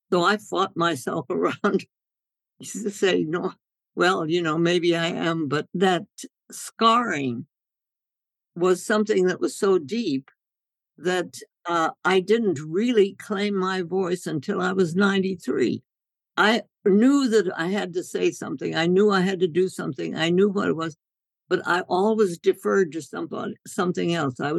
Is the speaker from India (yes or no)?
yes; India; when I grew up in India and and we my parents took their medical work out into the jungles of North India, the villages, and I thought life was supposed to be that way